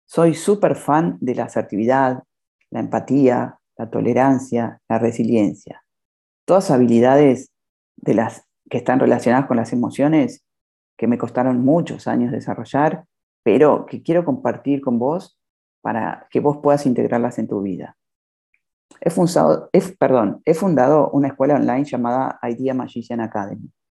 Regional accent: Buenos Aires, Argentina; now in Cancún, Mexico; Soy argentina, de Buenos Aires, y ahora resido en Cancún, México

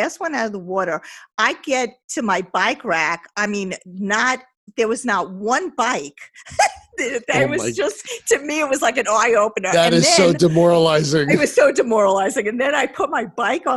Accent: Long Beach, United States; I grew up in Long Beach

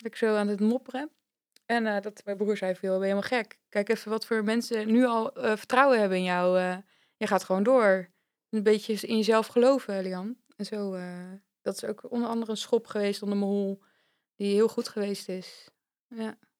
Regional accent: Vlaardingen, South Holland, Netherlands; moved away as an adult; now in Zwolle, Netherlands; Dus oorspronkelijk kom ik uit Vlaardingen, dat ligt echt tegen Rotterdam aan. En daar heb ik, denk ik, 25 jaar gewoond.

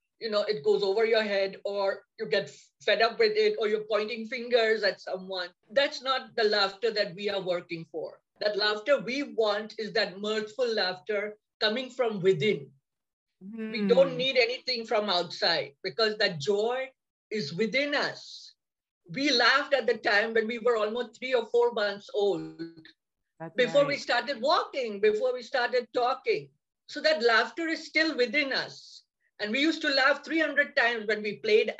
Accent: India; moved away as an adult; now in United States; I'm from India also. I have immigrated 30 years back here.

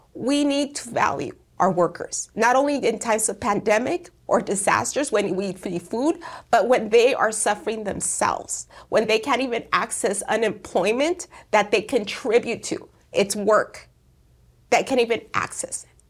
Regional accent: Perris, California, United States; I was born and raised here in the Inland Empire, in particular here in Paris and Sunnymead, which is now called Merino Valley

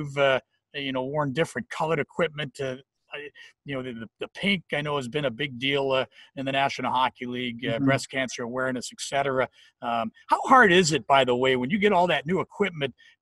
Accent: Flint, Michigan, United States; I'm from Flint. I'll fight to the death for that city. You know, it just, it gave me so much growing up.

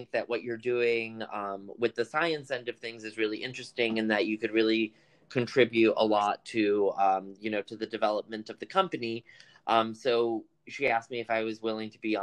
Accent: United States; first language Spanish; English is a second language; so my family's from the Dominican Republic. I was born here

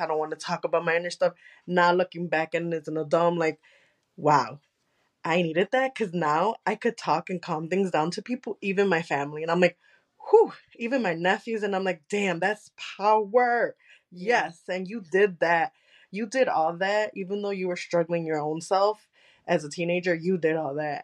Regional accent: United States; first language Spanish; English is a second language; since I am American, my Spanish is a little bit a uh, Colombian and Mexican

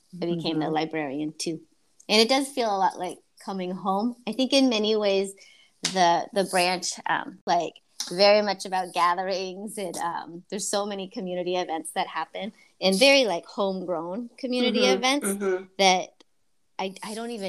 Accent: East Bay, California, United States; I'm from here. I'm from the East Bay. I was born here.

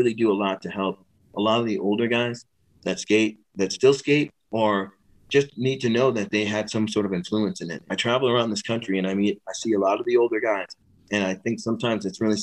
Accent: California, United States; I grew up in here in California

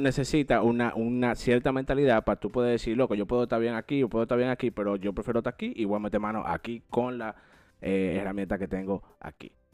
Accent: Dominican Republic; now in United States; nosotros los cuatro, somos dominicanos

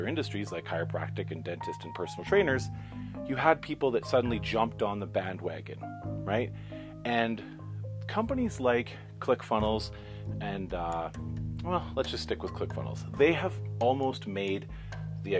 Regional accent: Canada; I'm not even American, I'm Canadian

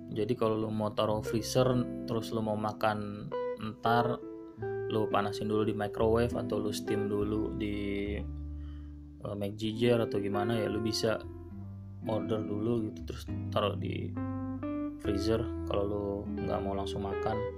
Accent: Bekasi, West Java, Indonesia

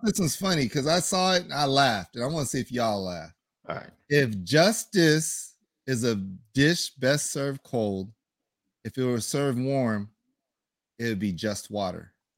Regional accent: 100 miles north of LA, South Central California, United States; now in Las Vegas, United States; I'm from California, and where I'm from um, is South Central California. It's 100 miles north

